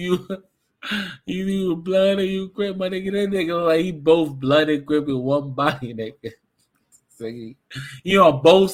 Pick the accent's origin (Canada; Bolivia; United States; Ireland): United States; New York City, New York; Growing up in New York City